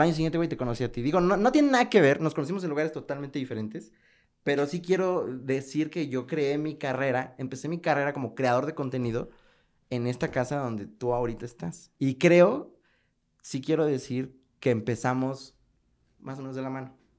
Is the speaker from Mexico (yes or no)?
yes; Mexico City, Mexico; also born or lived in Nezahualcóyotl; now in León, Mexico; Yo soy de la Ciudad de México, entonces pues sí estaba acostumbrado a ir que a la, eh, al rock show, el famosísimo rock show, a tianguis de Nesa, yo soy de Nesa York